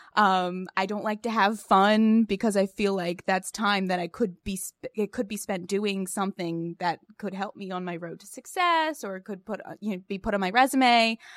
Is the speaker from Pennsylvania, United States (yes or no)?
yes; Pottstown, Pennsylvania, United States; I grew up in Pottstown, Pennsylvania, uh, tiny, small town, small, small town